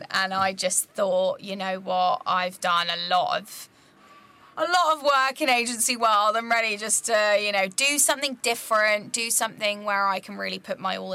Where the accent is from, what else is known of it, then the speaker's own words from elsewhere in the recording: Croydon, London, United Kingdom; also born or lived in Nottingham; growing up in Croydon and then going to Nottingham as a university